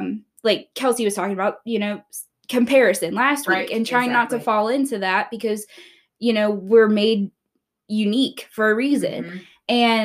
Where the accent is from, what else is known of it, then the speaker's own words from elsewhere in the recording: Maryland, United States; now in West Virginia, United States; I am originally from Maryland, but I'm a transplant here to West Virginia.